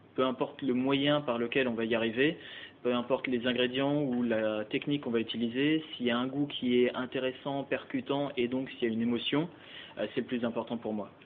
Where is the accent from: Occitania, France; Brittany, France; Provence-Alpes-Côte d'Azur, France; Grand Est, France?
Grand Est, France; Alsace; moved away as an adult; also born or lived in Strasbourg / Luxembourg / Switzerland / Black Forest; now in Paris, France; je suis alsacien d'origine, euh, donc j'ai fait mes études hôtelières au lycée d'Ilkirch à Strasbourg